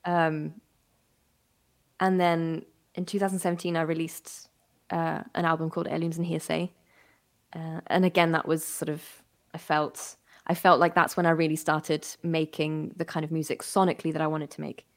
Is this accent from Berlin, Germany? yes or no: yes; Berlin, Germany; moved away as an adult; also born or lived in West Midlands; now in United Kingdom; I grew up in Berlin. Um, well, mostly in Berlin, a little bit of time in the West Midlands